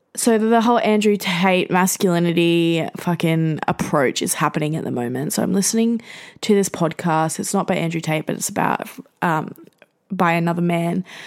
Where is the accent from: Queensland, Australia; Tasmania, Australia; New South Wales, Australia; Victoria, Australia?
Queensland, Australia; Gold Coast; as a young person growing up in the Gold Coast in Queensland